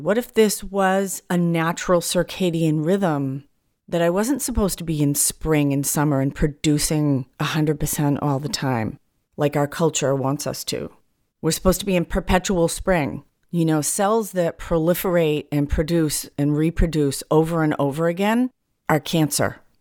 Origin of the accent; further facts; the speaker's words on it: New England, United States; now in California, United States; I'm from New England, so the four seasons are very distinct